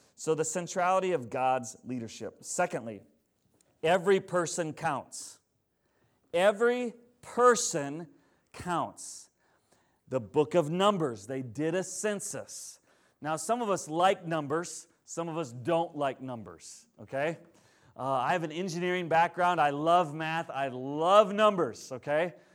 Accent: Plainview, Minnesota, United States; I grew up in Plainview, Minnesota

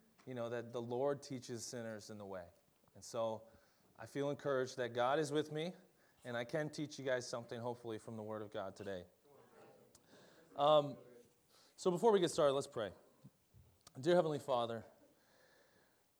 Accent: Minnesota, United States; I'm from Minnesota

